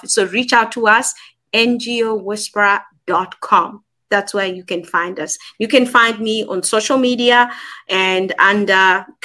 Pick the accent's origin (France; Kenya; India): Kenya; accent: Kenyan and South African; also born or lived in South Africa; now in Manchester, United Kingdom; I am in Manchester, United Kingdom, but okay. I am Kenyan, and yep. I've lived in South Africa for over ten years.